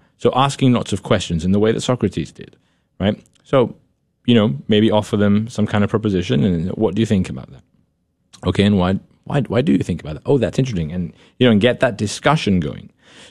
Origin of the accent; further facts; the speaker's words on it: United Kingdom; I enjoy reading and I enjoy literature, and you know, I dabble in poetry, right? as a British person, you know?